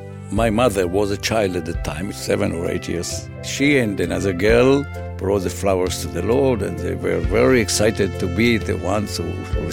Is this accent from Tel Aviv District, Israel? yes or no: no; Balfouria, Northern District, Israel; I was born in Balfouria in 1939. My parents were children of the settlers in Balfouria, so I am a third generation here.